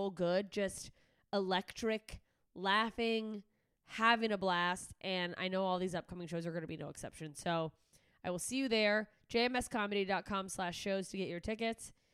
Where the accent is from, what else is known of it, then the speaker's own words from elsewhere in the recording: Alaska, United States; moved away; I am headed up to my home state of Alaska